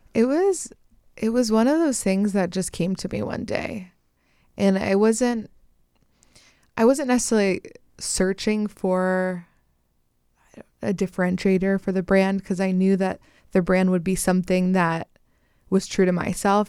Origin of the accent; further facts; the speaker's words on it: Pennsylvania, United States; moved away as an adult; now in Los Angeles, United States; I am originally from Pennsylvania